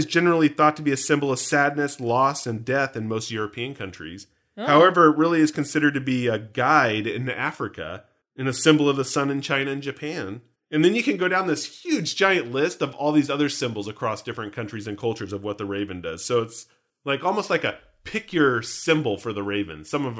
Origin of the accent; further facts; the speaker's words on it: Canada; I'm from Canada. Notice, by the way, I say I.